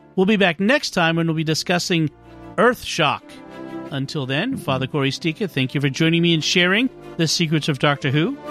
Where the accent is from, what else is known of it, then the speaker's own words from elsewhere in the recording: Boston, Massachusetts, United States; accent: Boston; my Boston accent